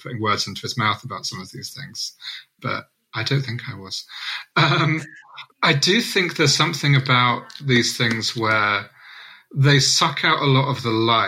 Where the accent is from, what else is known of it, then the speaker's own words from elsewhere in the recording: Southampton, South East England, United Kingdom; I remember going to a Southampton transformed event about 4 months before the election, in my hometown